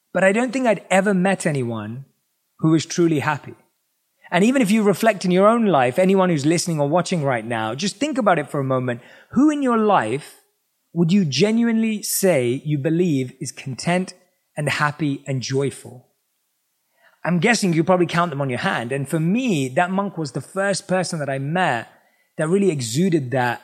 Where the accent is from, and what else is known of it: London, United Kingdom; born or raised there